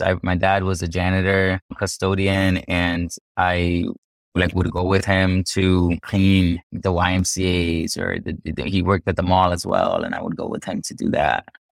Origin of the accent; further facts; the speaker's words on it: United States; also born or lived in Cartagena, Colombia; I came here when I was a kid, and so I grew up here in the United States